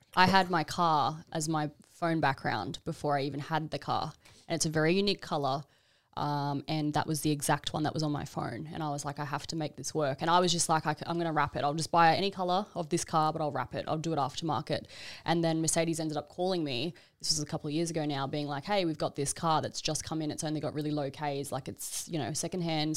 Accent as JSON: {"language": "English", "town": "Brisbane", "region": "Queensland", "country": "Australia", "tie": "born or raised there", "also_born_or_lived": "Gold Coast", "moved": "as an adult", "lives_now": "Melbourne, Australia", "said": "I'm originally from Brisbane"}